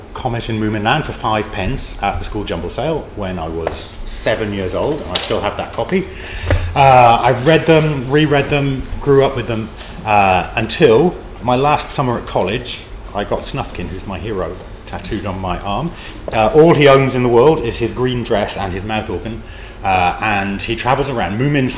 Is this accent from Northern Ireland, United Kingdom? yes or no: no; Newcastle upon Tyne, North East England, United Kingdom; growing up in Newcastle and having family that come from Shetland